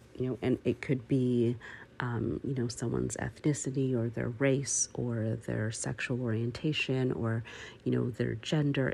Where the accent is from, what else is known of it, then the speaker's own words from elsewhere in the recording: Canada; I am Canadian